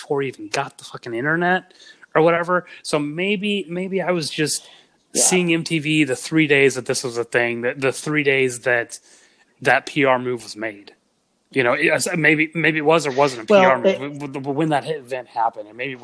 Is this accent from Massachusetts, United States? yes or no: no; Texas, United States; we were raised religious in Texas.